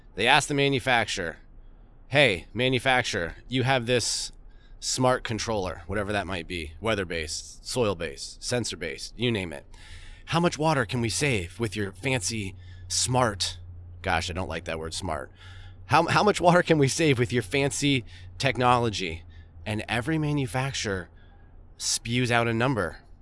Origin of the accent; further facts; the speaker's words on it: Vermont, United States; I grew up in Vermont.